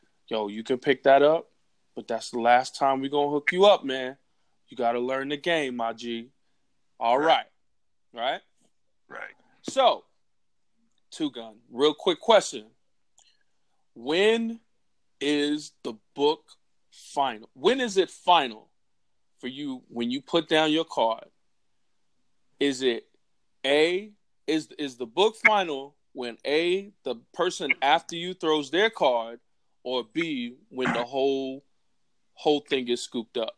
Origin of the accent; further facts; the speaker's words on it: United States; I'm from Carolina